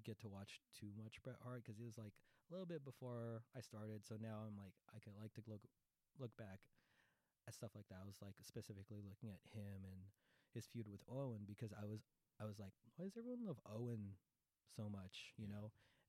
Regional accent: Philippines; So it's just like, you know, in case I need to remind you guys, I'm Filipino. This is not the tequila sunrise. It's the Manila sunrise.

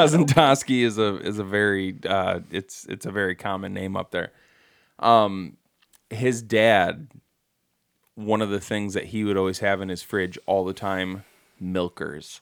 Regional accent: Bad Axe, Michigan, United States; I grew up in Bad Axe

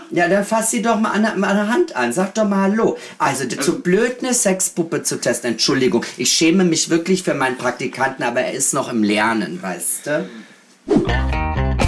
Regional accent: Austria; now in Berlin, Germany; ich bin auch aus Österreich, also ganz äh, äh, erzkatholisch erzogen

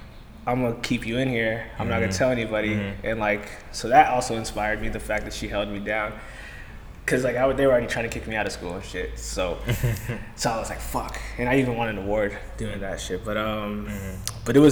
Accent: Virginia, United States; moved away; I'm from Virginia

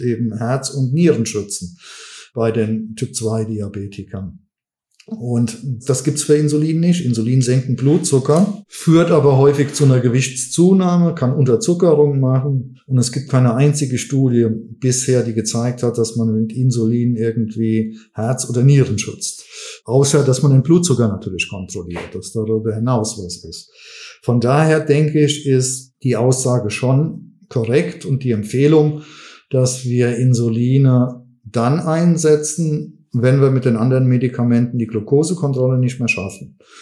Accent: Westerwald, Rhineland-Palatinate, Germany; also born or lived in Mainz / Cologne / Düsseldorf; ich komme aus Rheinland-Pfalz von Anfang an. Ich bin ursprünglich eigentlich Westerwälder gewesen

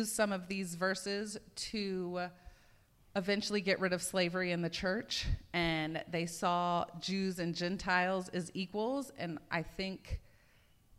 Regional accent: the South, United States; growing up in the Christian bubble of the South

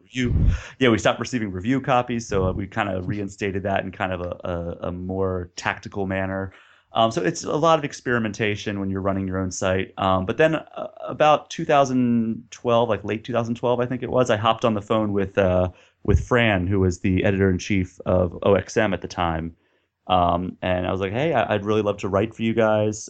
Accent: Baltimore, Maryland, United States; also born or lived in Pittsburgh / Austin, Texas; now in Minneapolis, United States; I grew up around Baltimore

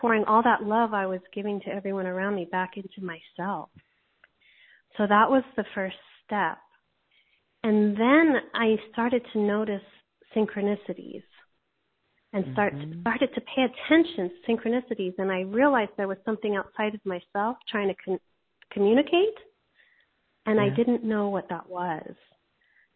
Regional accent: Hawaii, United States; I grew up in Hawaii

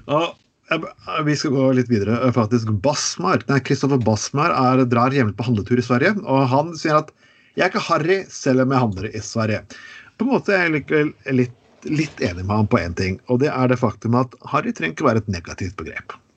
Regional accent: Telemark, Norway; Jeg kommer fra Telemark

